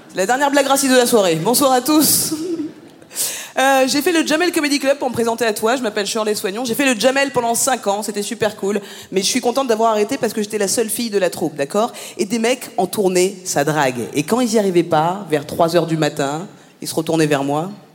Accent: France; je suis née en France, j'ai grandi en France

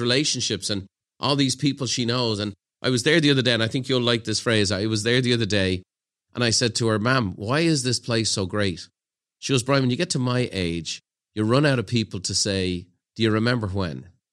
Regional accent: Ireland; moved away as an adult; now in San Diego, United States; growing up in Ireland in the nineteen eighties

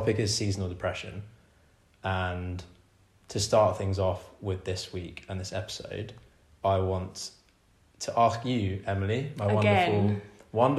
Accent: England, United Kingdom; I'm English

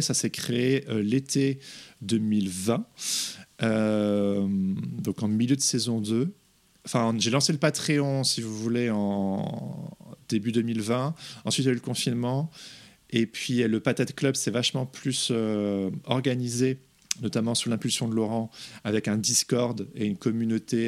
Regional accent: Belgium; moved away; also born or lived in England; je suis pas anglais, je suis belge

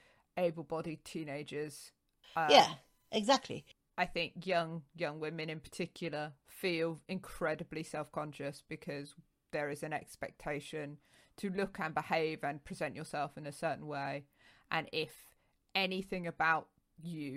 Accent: London, United Kingdom; the local deaf unit that was at a school close to where I grew up in North London

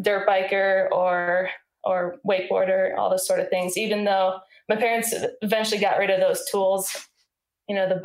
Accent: Iowa, United States; I grew up in Iowa, and that's in the middle of the United States

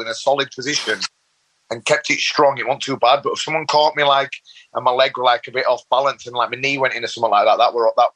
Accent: Leeds, Yorkshire and the Humber, United Kingdom; I grew up in Leeds, born and bred in Leeds, bit of a rough council estate area

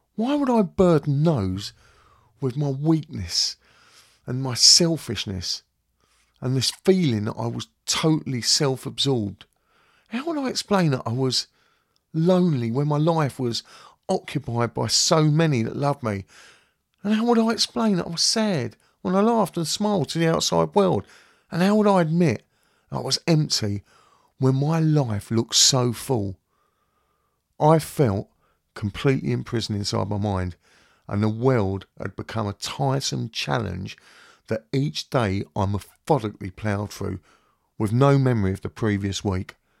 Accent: London, United Kingdom; now in Kent, United Kingdom; I'm originally from West London, and I'm now living in Kent with my wife and boys.

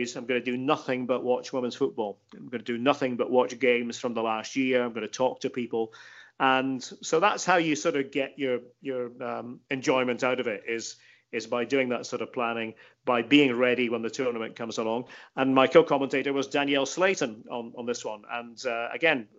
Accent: Scotland, United Kingdom; I'm from Scotland

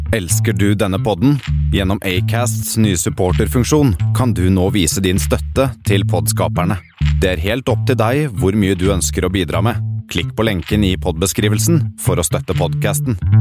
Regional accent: Kristiansand, Agder, Norway; Jeg vokste opp på Søm

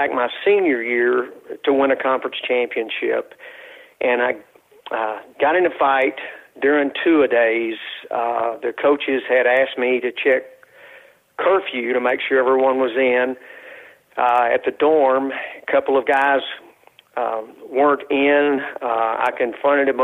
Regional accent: West Texas, United States; I was raised in West Texas

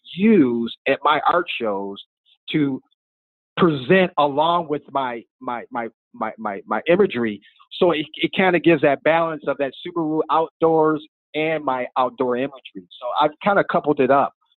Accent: Michigan, United States; moved away; I'm originally from Michigan

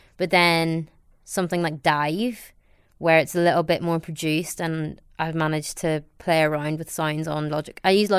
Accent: County Down, Northern Ireland, United Kingdom; accent: Northern Irish; moved away as an adult; also born or lived in London; Although my face is Asian, I sound very much like I'm from County Down

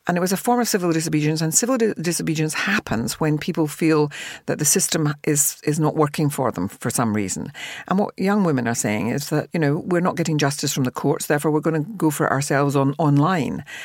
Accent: Glasgow, Scotland, United Kingdom; I came from a working class family, the other end of the spectrum, in Glasgow.

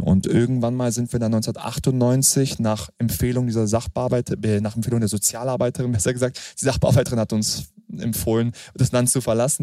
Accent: Hanover, Lower Saxony, Germany; dass ich dann wirklich in Frieden zur Welt kommen durfte. Das war in Hannover

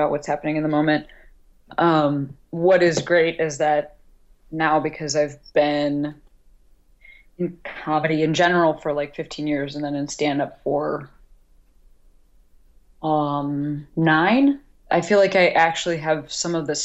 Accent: United States; as an American

